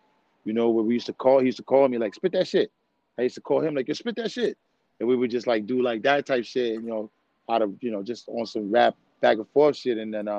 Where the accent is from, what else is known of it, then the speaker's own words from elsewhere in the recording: New York City, New York, United States; also born or lived in U.S. Virgin Islands / Brooklyn; I was born in the Virgin Islands, but about 3 years old, I was in New York City.